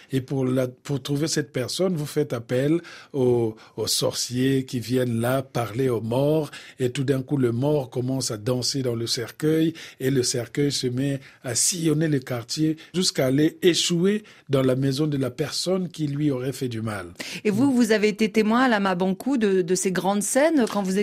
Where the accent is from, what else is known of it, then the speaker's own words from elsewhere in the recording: Bouenza, Republic of the Congo; Parce que chez nous, au Congo, le plus souvent, quand on parle de la mort, en tout cas du côté de la Bouenza, on parle toujours de la mort d'une façon humoristique.